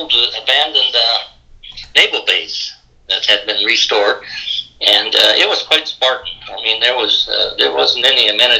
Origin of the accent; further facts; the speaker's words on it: Miles City, Montana, United States; moved away; I was raised in Miles City, Montana, and it was a great place to get raised because there was a lot of history there